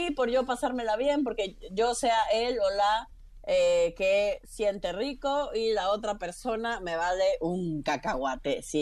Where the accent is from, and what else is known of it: Villahermosa, Tabasco, Mexico; born or raised there; also born or lived in Mérida, Yucatán / Mexico City; now in Florence, Italy